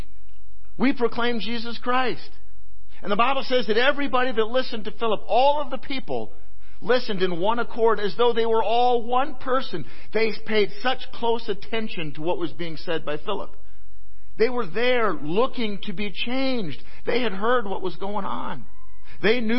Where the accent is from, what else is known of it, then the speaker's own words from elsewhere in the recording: Iowa, United States; moved away; I was born in Iowa. I dearly love the place